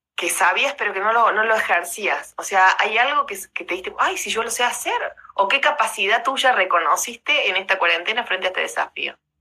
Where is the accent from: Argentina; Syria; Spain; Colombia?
Argentina; Rosario, Santa Fe; yo también soy de Rosario, nací en Rosario